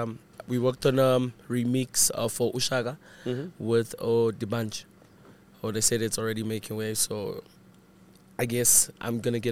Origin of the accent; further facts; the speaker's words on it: Daveyton, Gauteng, South Africa; we were a group of homies in Davidson. I grew up in Davidson.